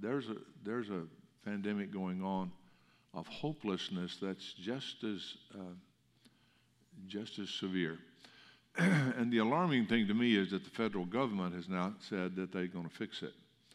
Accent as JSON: {"language": "English", "region": "Alabama", "country": "United States", "said": "I came from Alabama, so y'all was a big word there. And the last 50 years I've had to learn to speak Texan, and I still get made fun of when I go back to Alabama"}